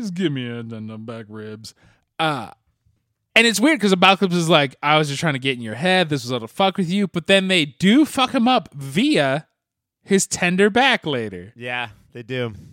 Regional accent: Canada; I'm Canadian.

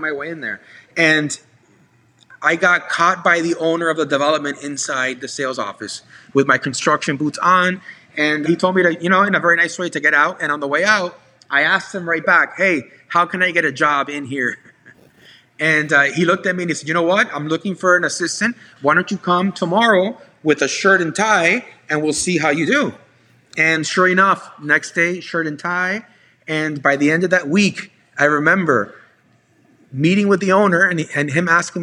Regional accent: South Florida, United States; also born or lived in Hialeah / Doral / South Beach / Coral Gables; I was born in Hialeah. I moved to Doral. I moved to the Southwest. I lived in the beach, in South Beach for a while

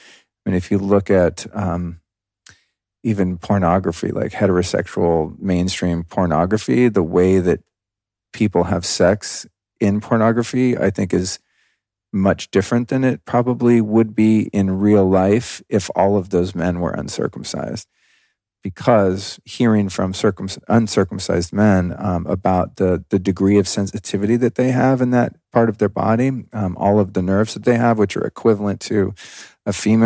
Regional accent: Denver, Colorado, United States; born there; At the time I was born in 1970 in Denver, Colorado, there was no option to not do that.

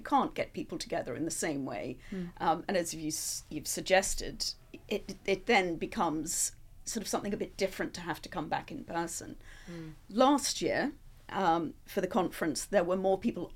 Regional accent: Australia; now in United Kingdom; being an Australian, that perhaps they'd found out and they were sending me home

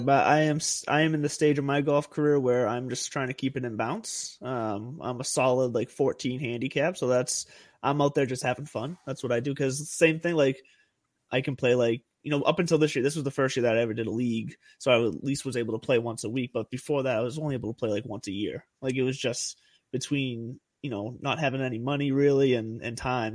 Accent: Lowell, Massachusetts, United States; Those are my home my hometown boys right there.

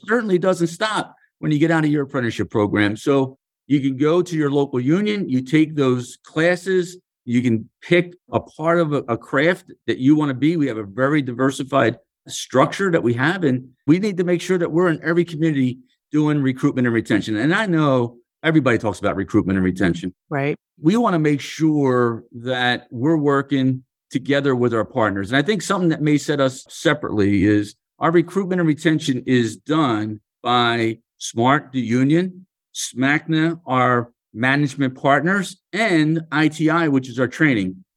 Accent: Philadelphia, Pennsylvania, United States; So, I come from Philadelphia. I grew up in the city. I was born and raised in a row home, what we call row homes in Philadelphia.

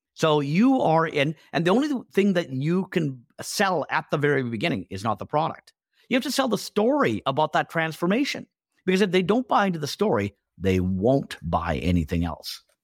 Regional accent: Canada; also born or lived in India / England; I was born in India, but, uh, we moved to England first and then to Canada, you know, when I was five. And so I've been in Canada ever since then

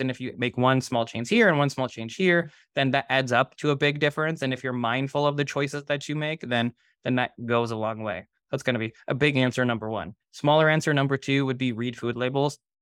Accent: Toronto, Ontario, Canada; I grew up in Toronto.

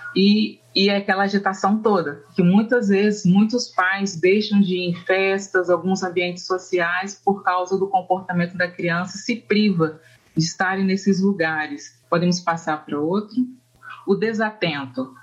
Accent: Volta Redonda, Rio de Janeiro, Brazil; also born or lived in Northeast Brazil / Norway; eu sou da cidade do Rio de Janeiro, né, no estado do Rio de Janeiro, da cidade de Volta Redonda

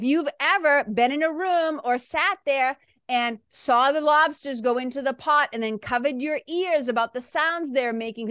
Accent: Massachusetts, United States; now in New Hampshire, United States; I live in New Hampshire, but I'm from Massachusetts. That's that accent

